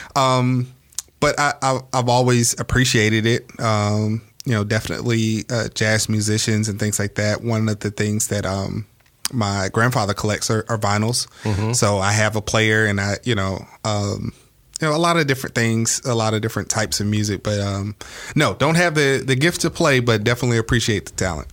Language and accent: English; Georgia, United States; I'm originally from Georgia